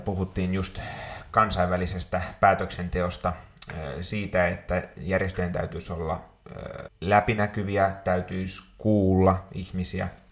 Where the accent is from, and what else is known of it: Finland